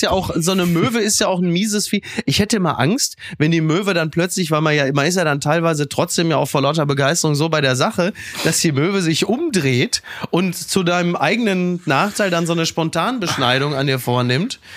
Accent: Castrop-Rauxel, North Rhine-Westphalia, Germany; in meiner Heimat Kassel Brauxel

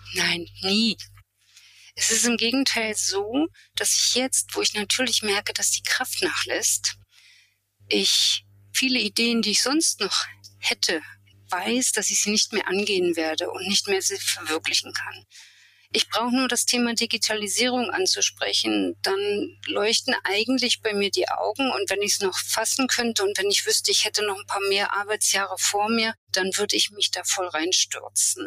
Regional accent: Germany; also born or lived in Rostock; now in Templin, Germany; Ich bin in der DDR aufgewachsen, dort zur Schule gegangen

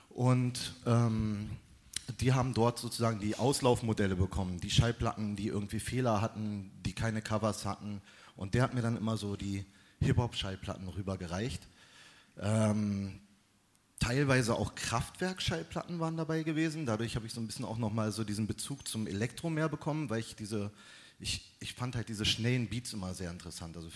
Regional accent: Berlin, Germany; Ich bin in Berlin-Tempelhof aufgewachsen und äh, bin da auch zur Schule gegangen. Ich lebe da immer noch.

